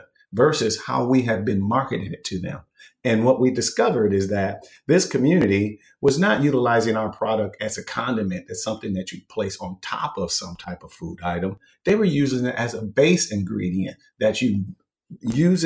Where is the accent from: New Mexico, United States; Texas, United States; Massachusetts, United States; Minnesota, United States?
Minnesota, United States; I was born and raised in Minnesota, which is where spam started